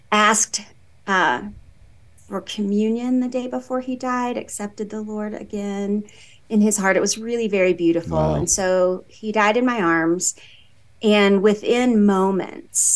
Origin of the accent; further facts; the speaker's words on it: the South, United States; moved away as an adult; now in Colorado, United States; I'm from the South